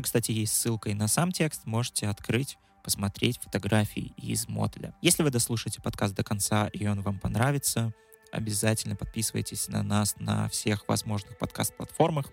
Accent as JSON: {"language": "Russian", "town": "Pinsk", "region": "Brest Region", "country": "Belarus", "tie": "born or raised there", "said": "я сам родом из Пинска, и мне хотелось получить еще больше какой-то интересной информации о своей малой родине"}